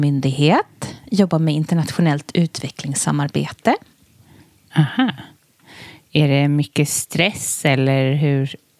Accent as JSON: {"language": "Swedish", "town": "Stockholm", "region": "Stockholm County", "country": "Sweden", "tie": "born or raised there", "said": "är uppväxt i Tensta, mm. en förort till, till Stockholm"}